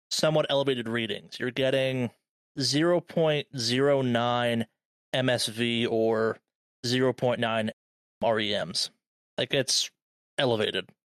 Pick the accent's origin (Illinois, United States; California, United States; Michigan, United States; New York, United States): California, United States; As a Californian